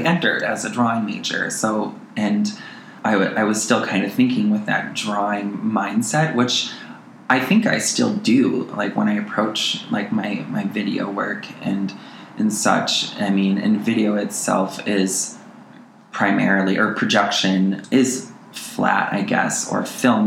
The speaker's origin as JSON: {"language": "English", "town": "Montello", "region": "Wisconsin", "country": "United States", "tie": "born or raised there", "moved": "yes", "lives_now": "Twin Cities, United States", "said": "I am originally from Montello, Wisconsin"}